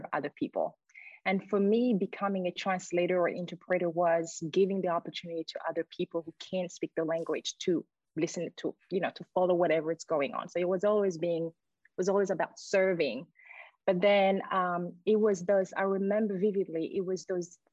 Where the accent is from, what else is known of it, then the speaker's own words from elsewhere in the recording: Burundi; moved away as an adult; also born or lived in France / Sweden; now in Australia; I was born and raised in Burundi, and then I left when I was 18.